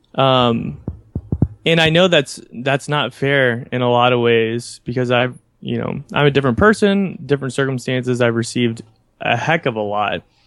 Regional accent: United States; where I grew up in the United States

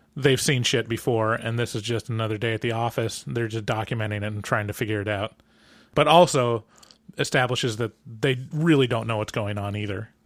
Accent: United States; as an American

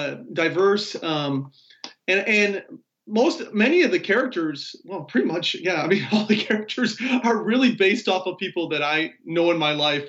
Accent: Chicago, Illinois, United States; now in Texas, United States; I'm originally from Chicago. I live in Texas now

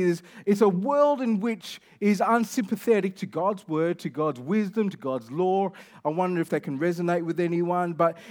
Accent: Kelmscott, Western Australia, Australia; You know I'm from Kelmscott, so I'm not like that familiar with Elevate.

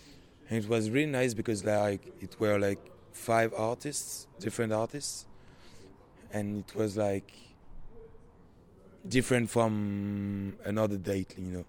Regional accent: Paris, Île-de-France, France; English is a second language; moved away as an adult; also born or lived in Lille / Nice / Brussels; I'm from France. I'm from Paris. I've done my, 18 first years in Paris. And then I moved in Lille, north of France. And then in Nice, south of France, and then in Brussels, Belgium.

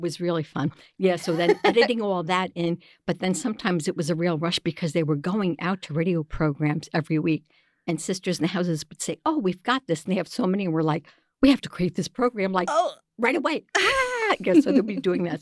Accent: New York City, New York, United States; accent: New York; moved away; I'm originally from New York, the big bad city down there

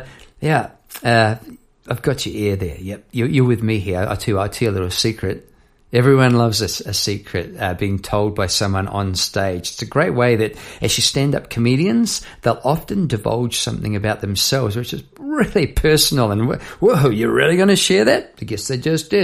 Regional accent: Palmerston North, Manawatū-Whanganui, New Zealand; now in Melbourne, Australia; I was a youngster on the doorstep back in Palmerston, North New Zealand

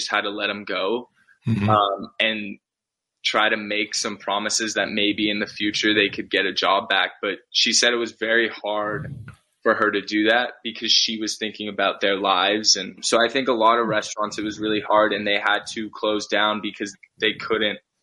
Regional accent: Los Gatos, California, United States; Los Gatos, where I'm from, my hometown

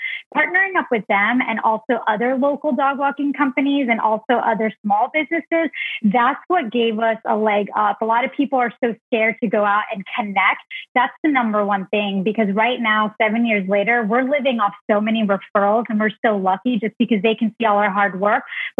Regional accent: New York City, New York, United States; moved away as an adult; also born or lived in Florida; I am born and raised in Brooklyn, New York. And I am very fortunate to have great immigrant parents who were entrepreneurs.

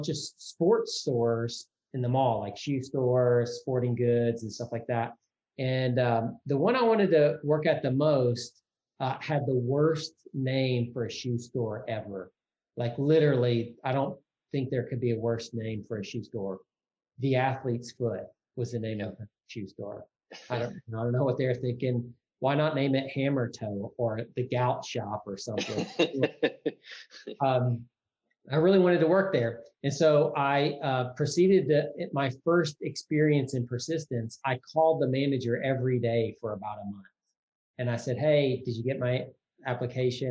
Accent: Mississippi, United States; also born or lived in Tennessee; when I was 15, about to turn 16, growing up in Mississippi

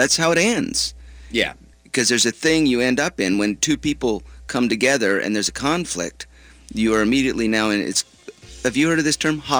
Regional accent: Yemen; I'm from Yemen.

